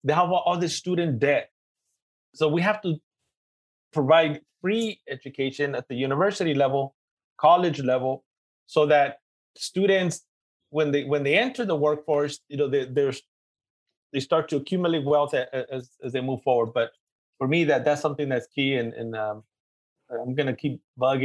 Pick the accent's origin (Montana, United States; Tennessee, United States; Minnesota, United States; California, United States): California, United States; Los Angeles; accent: East LA; my East LA accent